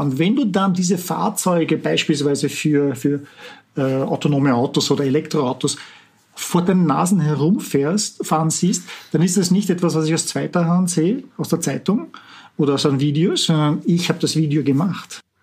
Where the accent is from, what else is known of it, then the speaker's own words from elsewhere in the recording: Vienna, Austria; moved away as an adult; also born or lived in Walldorf, Germany / Palo Alto, United States; now in Silicon Valley, United States; Ich bin aus Wien ursprünglich, wie man vielleicht an meinem Akzent erkennt, äh, bin Österreicher